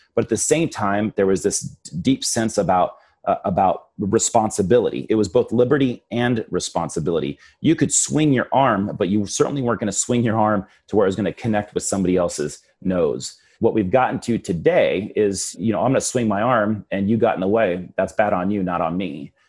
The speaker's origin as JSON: {"language": "English", "town": "Yucca Valley", "region": "California", "country": "United States", "tie": "born or raised there", "said": "Yucca Valley Town Council, my hometown"}